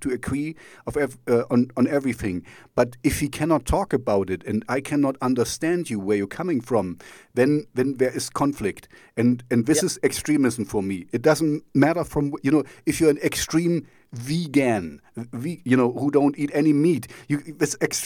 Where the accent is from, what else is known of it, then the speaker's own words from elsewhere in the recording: East Germany, Germany; English is a second language; now in Jena, Germany; I grew up in East Germany, so we didn't have much